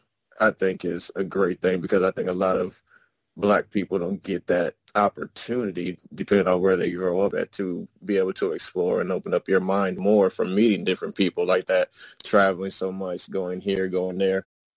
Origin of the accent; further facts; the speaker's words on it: Germany; also born or lived in Indianapolis, United States / United States; I was born in Indianapolis, raised in Germany, and raised across the U.S. from the West Coast, the Midwest, and the East Coast.